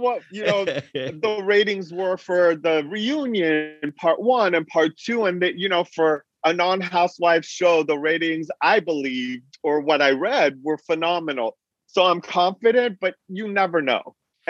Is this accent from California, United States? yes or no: yes; Beverly Hills, California, United States; also born or lived in Iran; I grew up in Beverly Hills during the Argo, you know, that movie Argo with Ben Affleck.